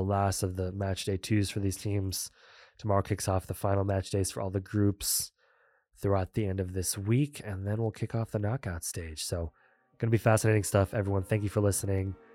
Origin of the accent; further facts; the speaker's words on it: United States; as an American